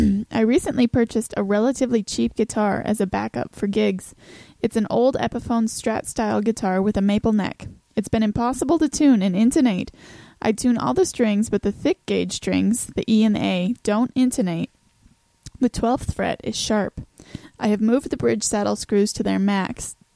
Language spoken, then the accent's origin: English; Texas, United States